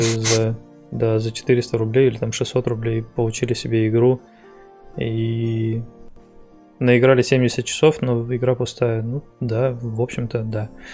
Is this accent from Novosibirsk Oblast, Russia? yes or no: yes; Novosibirsk, Novosibirsk Oblast, Russia; я из Новосибирска.